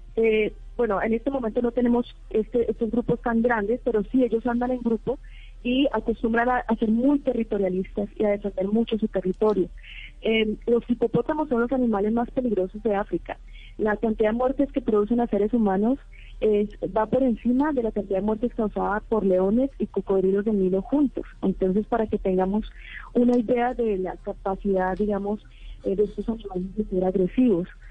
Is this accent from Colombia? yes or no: yes; Colombia; somos colombianos de diferentes universidades, somos dos que estamos trabajando en México, pero todos somos eh, colombianos